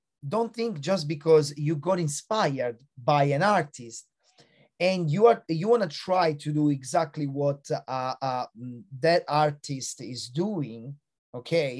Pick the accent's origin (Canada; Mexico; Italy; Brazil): Italy; moved away; also born or lived in Australia; Italy, which is my home country